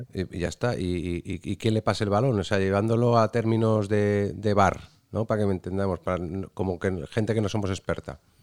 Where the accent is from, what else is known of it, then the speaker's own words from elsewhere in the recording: Cádiz, Andalusia, Spain; mi Cádiz. Por eso de que soy de allí